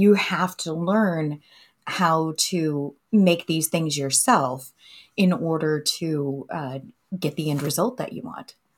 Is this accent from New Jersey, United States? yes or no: no; Savannah, Missouri, United States; moved away; also born or lived in Bloomsburg, Pennsylvania; my family made the move to northwestern Missouri